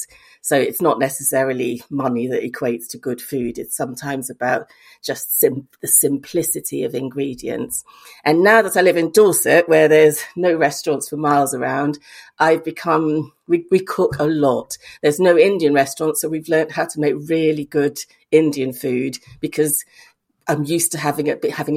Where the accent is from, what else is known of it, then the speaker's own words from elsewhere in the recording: Lagos, Nigeria; moved away; also born or lived in Bristol, United Kingdom; growing up in Lagos with my English mother